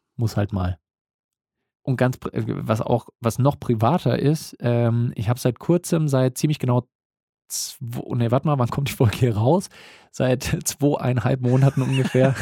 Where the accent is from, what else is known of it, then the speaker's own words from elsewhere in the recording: Bavaria, Germany; Bei uns in Bayern